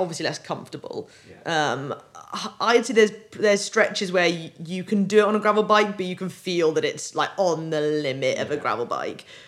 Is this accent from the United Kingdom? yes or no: yes; United Kingdom; I grew up on the Welsh borders on the east side, so it always felt like my home